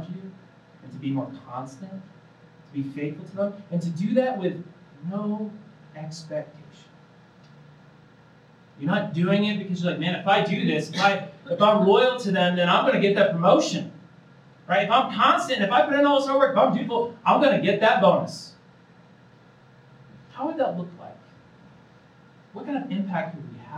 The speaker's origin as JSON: {"language": "English", "region": "Indiana", "country": "United States", "tie": "born or raised there", "moved": "as an adult", "lives_now": "Colorado, United States", "said": "I'm originally from Indiana. I moved out of Colorado 3 years ago"}